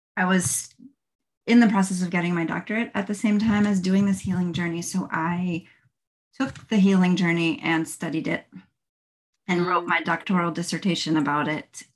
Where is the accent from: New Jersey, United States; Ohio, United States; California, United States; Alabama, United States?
New Jersey, United States; moved away as an adult; now in Florida, United States; I am originally from New Jersey, but I've lived in Florida for the last 20 years